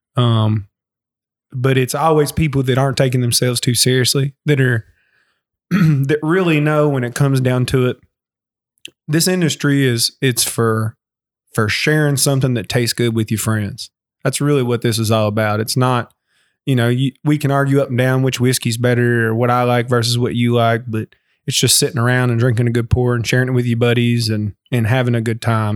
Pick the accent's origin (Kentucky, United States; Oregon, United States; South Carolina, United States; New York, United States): Kentucky, United States; Lawrenceburg; also born or lived in Austin, Texas; I loved growing up in Anderson County.